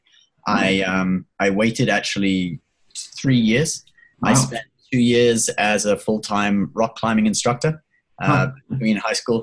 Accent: a little town in the UK, about an hour south of London, South East England, United Kingdom; also born or lived in Hong Kong; I was born in Hong Kong. I lived there till I was 9, and then I came to the UK with my family. Because my family was originally from England

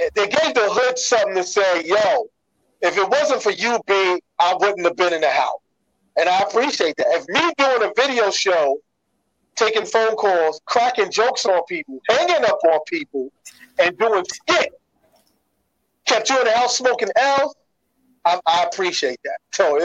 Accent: New York City, New York, United States; We would make shout outs to somebody in the Bronx, and I'm from Brooklyn, and they would hear it in the Bronx.

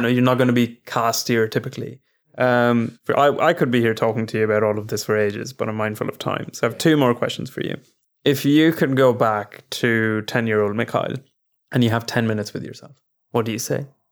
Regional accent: India; now in London, United Kingdom; as both Indian men that have now moved abroad

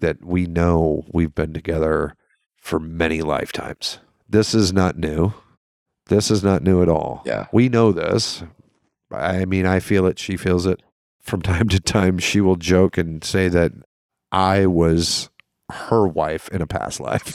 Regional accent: the South, United States

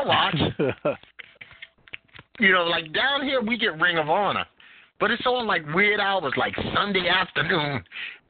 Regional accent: New York, United States; now in North Carolina, United States; I am a native New Yorker, and in being a New Yorker

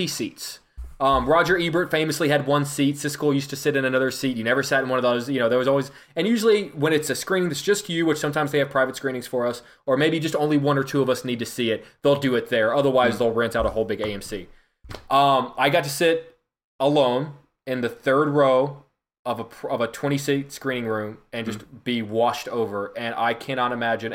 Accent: Southeast Texas, United States; now in Chicago, United States; me growing up in Southeast Texas in the early 90s.

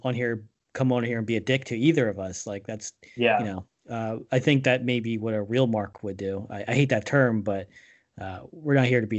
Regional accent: East Coast, United States; I'm from the East Coast too

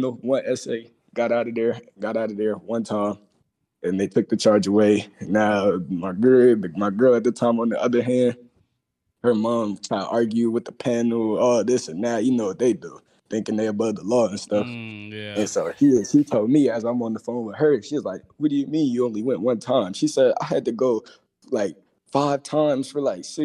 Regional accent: Texas, United States; now in Pennsylvania, United States; I'm from Texas, but I moved to Pennsylvania.

